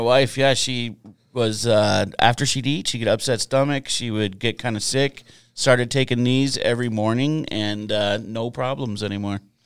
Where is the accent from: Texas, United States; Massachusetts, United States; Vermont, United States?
Vermont, United States; I'm from Vermont